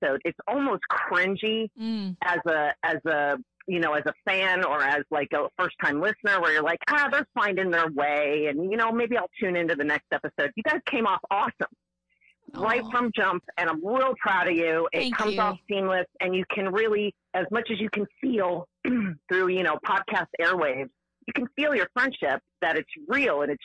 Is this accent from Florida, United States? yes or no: yes; Fort Lauderdale, Florida, United States; I am born and raised in Fort Lauderdale.